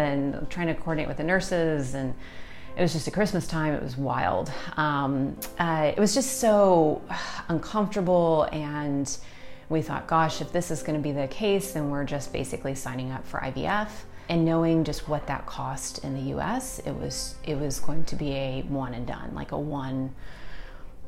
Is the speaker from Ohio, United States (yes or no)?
no; Austin, Texas, United States; I'm from Austin, Texas